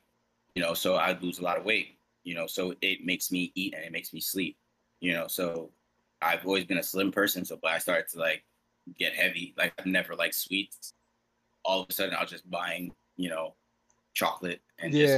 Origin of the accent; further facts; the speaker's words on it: New York City, New York, United States; I grew up in Garrison Beach, Brooklyn